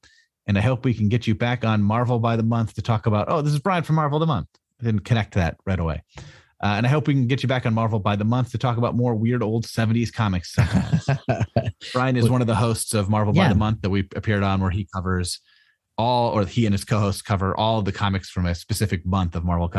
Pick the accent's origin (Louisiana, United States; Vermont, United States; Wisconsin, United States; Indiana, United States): Vermont, United States; I grew up in town in Vermont next to the one Frank Miller grew up in.